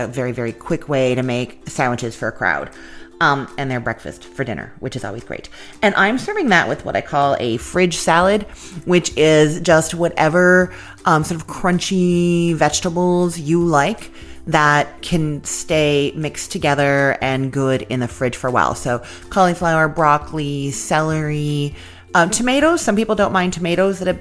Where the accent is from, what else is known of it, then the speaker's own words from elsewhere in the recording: Canada; now in United States; I'm Canadian